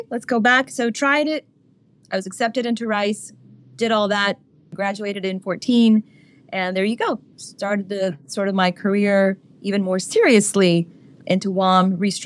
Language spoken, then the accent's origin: English; Houston, Texas, United States; also born or lived in India; I was born in India, but I was raised completely until I was in the 12th grade here in Houston, Texas